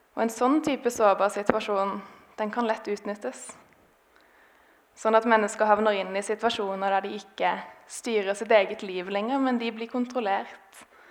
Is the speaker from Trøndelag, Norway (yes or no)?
no; Grimstad, Agder, Norway; moved away; jeg har vokst opp i denne menigheten. Grimstad misjonskirke